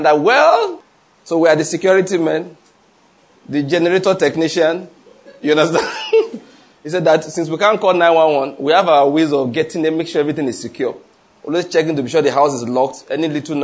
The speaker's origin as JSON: {"language": "English", "country": "Nigeria", "said": "I'm a Nigerian father"}